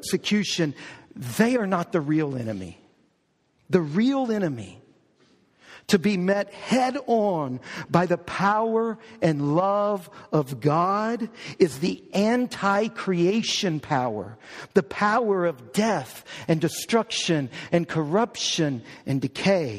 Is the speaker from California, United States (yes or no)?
no; New Orleans, Louisiana, United States; I was born in New Orleans. We were living in New Orleans.